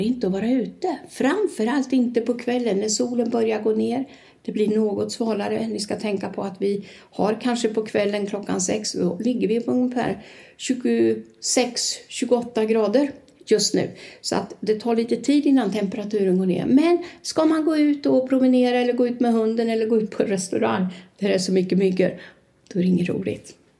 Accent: Sweden; first language Swedish; moved away as an adult; now in Torrevieja, Spain; jag är från Sverige

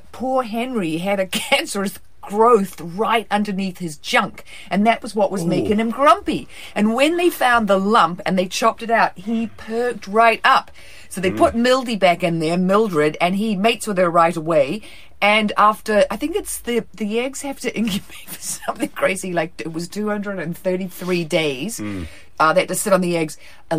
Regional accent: New Zealand; now in California, United States; I'm from New Zealand.

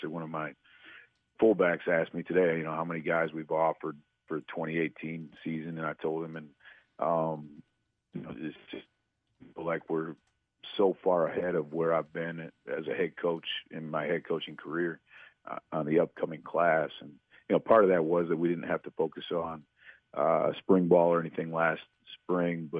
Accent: Flushing, Michigan, United States; also born or lived in Missouri; I grew up in Flushing, just outside of Flint.

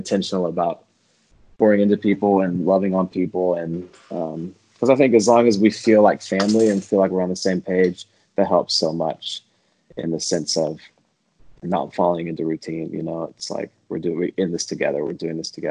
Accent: Nashville, Tennessee, United States; Yeah, I grew up in Nashville. Well, I was born in East Tennessee and moved to Nashville when I was in third grade. So Nashville's definitely home

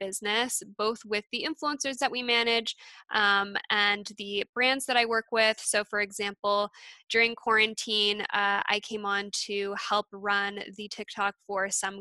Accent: Alberta, Canada; moved away as an adult; also born or lived in East Coast, Canada; I grew up in Alberta, moved to the East Coast, and I'm back in Calgary now.

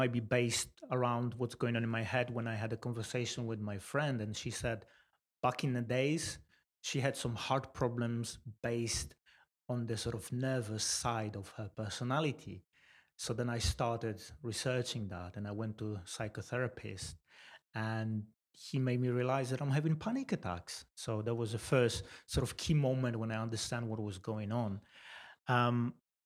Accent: Poland; moved away as an adult; now in Swindon, United Kingdom; I was born in Poland 34 years ago, and I moved to UK about 12 years ago, 2007

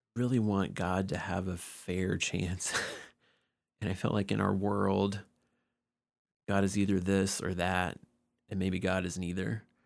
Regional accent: Georgia, United States; was born and raised in Georgia

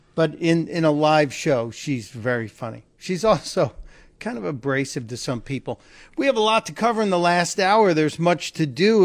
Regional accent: Midwest, United States; I come from the Midwest

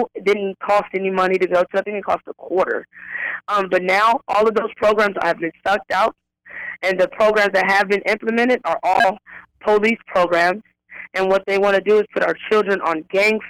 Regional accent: Pasadena, California, United States; I grew up in Pasadena. I've lived there all my life.

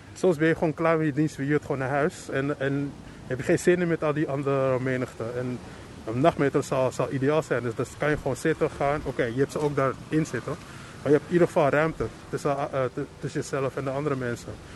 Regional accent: Amsterdam, North Holland, Netherlands; ik kom uit Amsterdam, getogen

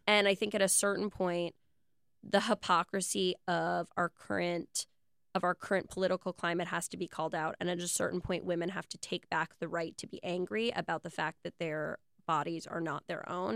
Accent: New York City, New York, United States; I was born in Soho in nineteen eighty-six.

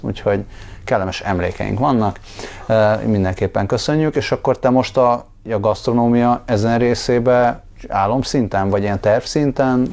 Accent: Budapest, Hungary; nem azt mondom, hogy itt nőttem fel, de mondjuk a felnövésem második része az nagyon erősen így Hidegkúthoz, meg völgyhöz kötődik

